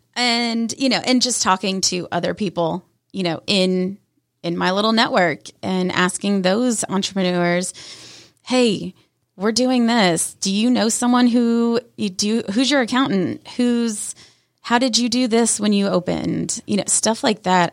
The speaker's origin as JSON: {"language": "English", "town": "Canton", "region": "Georgia", "country": "United States", "tie": "born or raised there", "said": "I grew up in the Canton side, went to Cherokee High School, and lived my life in Canton"}